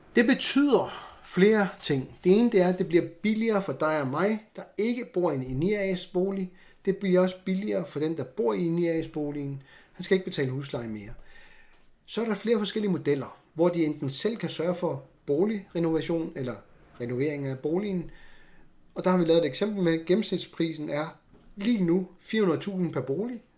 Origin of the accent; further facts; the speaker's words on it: Greenland; jeg er grønlænder